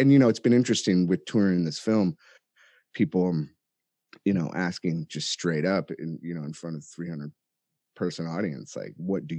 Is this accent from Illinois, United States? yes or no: yes; Chicago, Illinois, United States; born there; also born or lived in California; I was born in Chicago, and, you know, we ended up out in California after a while, but had kind of a pretty tumultuous upbringing.